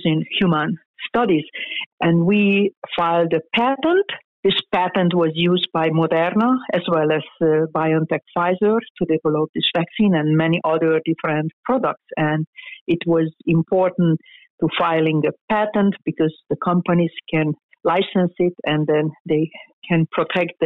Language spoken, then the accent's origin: English; Hungary; moved away as an adult; now in United States; I am Hungarian. I was born in Hungary. It's a small town, and I even grew up in a smaller town.